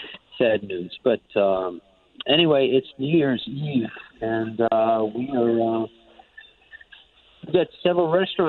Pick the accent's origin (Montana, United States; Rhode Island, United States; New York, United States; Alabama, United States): Rhode Island, United States; Providence; I'm originally from Providence, Rhode Island